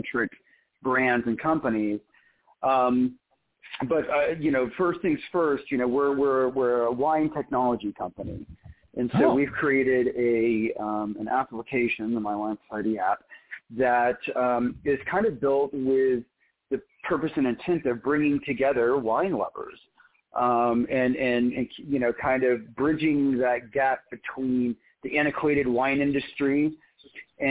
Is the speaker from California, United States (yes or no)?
no; Oklahoma, United States; also born or lived in Israel; I was born in Israel and grew up in Oklahoma